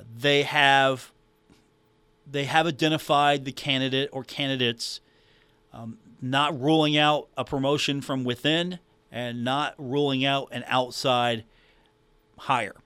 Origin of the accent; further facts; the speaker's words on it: Huntington, West Virginia, United States; growing up in Huntington